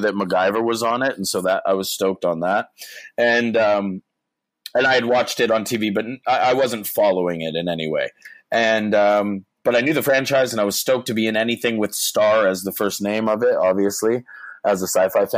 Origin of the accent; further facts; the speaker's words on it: Canada; I'm a Canadian actor